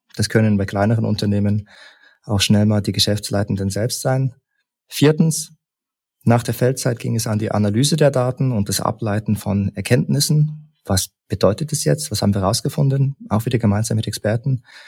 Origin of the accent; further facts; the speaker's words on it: Leipzig, Saxony, Germany; also born or lived in Berlin / St. Gallen; now in Bern, Switzerland; Ich bin ursprünglich aus Leipzig und bin über einen Umweg in Berlin nach St. Gallen gekommen